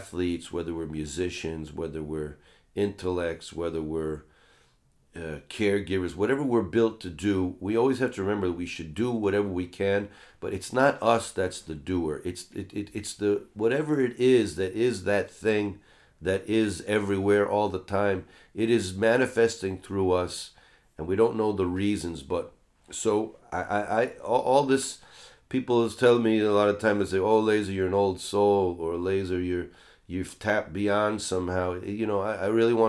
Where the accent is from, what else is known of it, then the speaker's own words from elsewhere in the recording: United States; Christian spirituality growing up in America